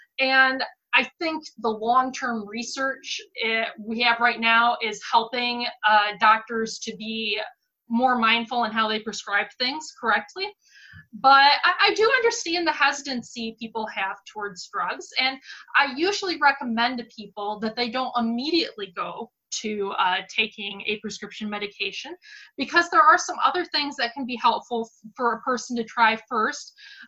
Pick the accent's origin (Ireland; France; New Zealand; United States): United States; Michigan; born or raised there